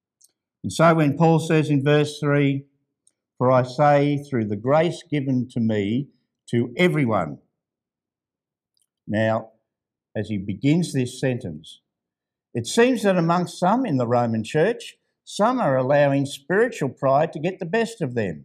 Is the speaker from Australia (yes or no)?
yes; Ballarat, Victoria, Australia; Ballarat, that's my hometown